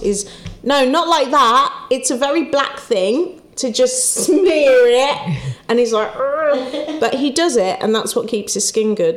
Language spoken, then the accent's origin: English; Wolverhampton, West Midlands, United Kingdom; moved away; I'm from Wolverhampton. My family aren't here